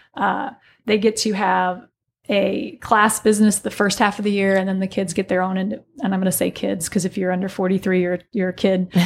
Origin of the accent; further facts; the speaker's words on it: Alton, Illinois, United States; moved away as an adult; I'm originally from the Alton, Godfrey area